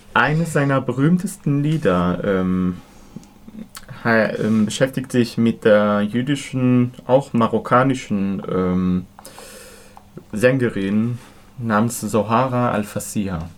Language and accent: German; Israel; moved away; ich bin in Israel aufgewachsen